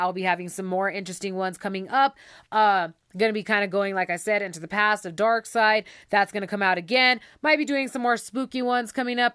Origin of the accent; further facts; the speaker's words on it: Taos, New Mexico, United States; I was born and raised in Taos